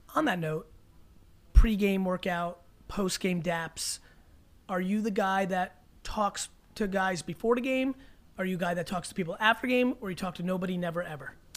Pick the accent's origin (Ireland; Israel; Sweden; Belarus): Belarus; moved away; I was from Belarus